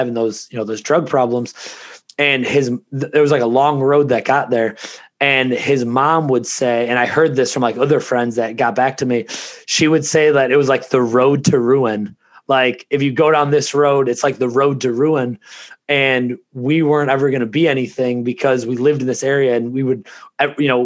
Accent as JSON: {"language": "English", "town": "Ransomville", "region": "New York", "country": "United States", "tie": "born or raised there", "said": "where we grew up in Ransomville, it's an even smaller town than Lewiston"}